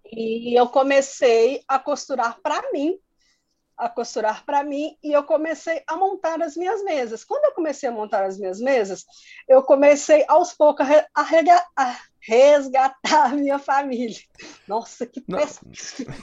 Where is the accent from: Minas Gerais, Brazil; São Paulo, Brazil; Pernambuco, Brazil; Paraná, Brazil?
Minas Gerais, Brazil; interior of; eu sou de, do interior, bem do interior mesmo de Minas, que é uma cidade muito, muito pequena